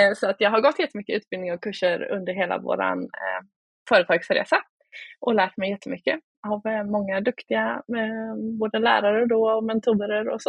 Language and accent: Swedish; Oskarshamn, Kalmar County, Sweden; Jag kommer från Småland, Oskarshamn